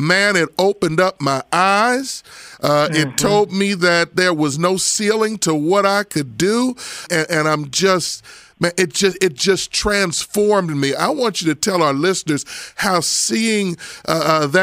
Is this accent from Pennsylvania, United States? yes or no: yes; Abington, Pennsylvania, United States; I'm from Abington, by the way, so I'm from Montgomery County. And since you know Montgomery County, you know that I can tell you, in my high school, it was 11-12% black